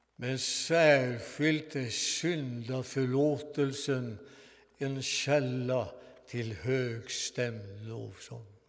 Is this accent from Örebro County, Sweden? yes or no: no; Svanvik, Västra Götaland, Sweden; När jag var 15 år välkomnades jag till församlingen i min hembygd